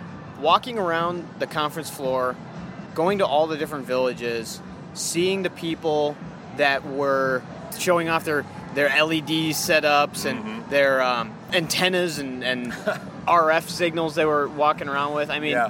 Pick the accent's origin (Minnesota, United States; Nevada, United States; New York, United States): Minnesota, United States; I'm from Minnesota here